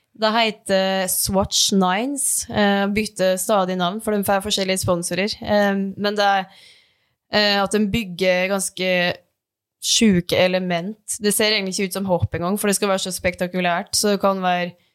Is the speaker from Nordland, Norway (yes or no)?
no; Dombås, Innlandet, Norway; moved away; hjemme på Dombås